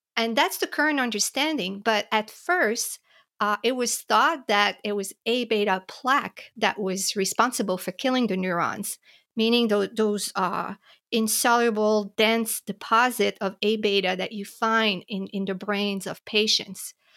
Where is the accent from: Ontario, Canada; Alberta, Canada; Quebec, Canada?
Quebec, Canada; Montreal; moved away as an adult; also born or lived in New York / Philadelphia; I grew up in Montreal, in Canada